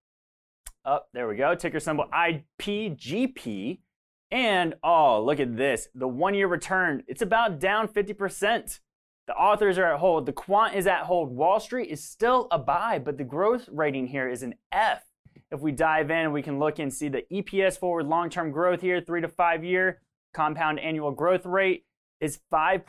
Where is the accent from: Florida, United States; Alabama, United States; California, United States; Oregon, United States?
Florida, United States; I'm from Florida, and I've been hit by multiples of, you know, of hurricanes